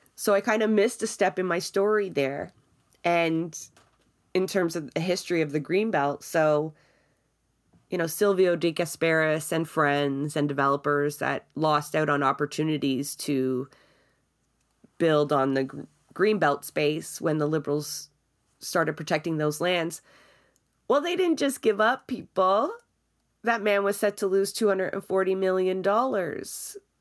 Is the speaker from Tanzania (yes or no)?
no; Toronto, Ontario, Canada; I grew up in Scarborough as well